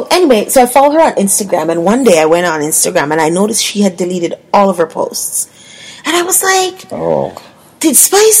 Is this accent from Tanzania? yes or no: no; Jamaica; as a woman, as a black woman, as a Jamaican black woman